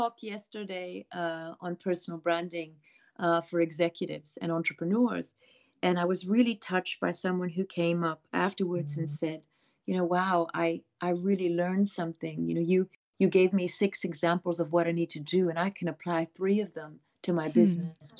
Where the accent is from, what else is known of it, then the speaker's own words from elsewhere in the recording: Abruzzo, Italy; I grew up around mountains in Italy in an area called Abruzzi